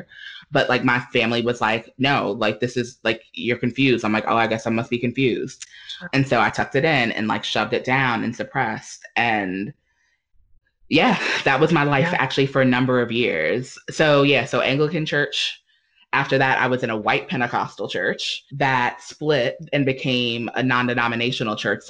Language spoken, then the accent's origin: English; New York City, New York, United States; moved away as an adult; now in Durham, United States; I grew up in the Black Baptist Church, Missionary Baptist to be more specific, in New York City. So I'm a New Yorker, a native New Yorker.